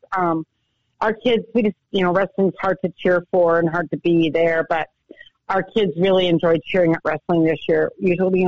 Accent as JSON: {"language": "English", "region": "Southern Utah", "country": "United States", "tie": "born or raised there", "also_born_or_lived": "Montana", "moved": "as an adult", "said": "I grew up in Southern Utah, and I had all of my grandparents within three blocks my whole growing up"}